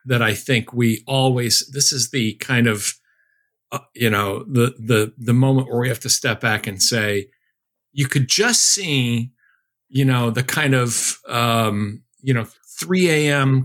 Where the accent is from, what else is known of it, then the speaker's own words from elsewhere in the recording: Chicopee, Massachusetts, United States; my hometown of Chicopee, Massachusetts